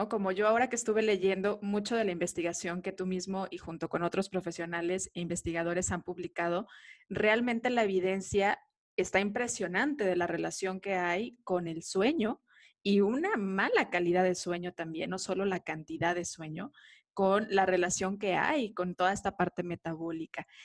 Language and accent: Spanish; Guadalajara, Jalisco, Mexico; De, Guadalajara, Jalisco